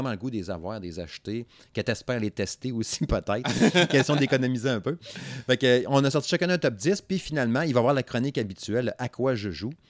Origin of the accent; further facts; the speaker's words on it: Saguenay, Quebec, Canada; moi, je suis du Saguenay. C'est pas pareil. Fait que moi, moi, mon accent a toujours eu de la misère.